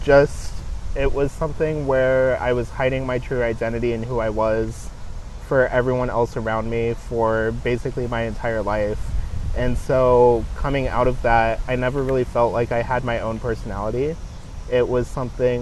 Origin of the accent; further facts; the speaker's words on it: Kansas City, United States; moved away as an adult; getting out of Kansas City and getting out of like my hometown